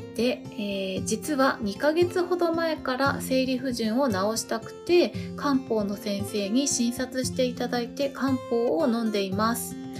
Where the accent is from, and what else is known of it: Japan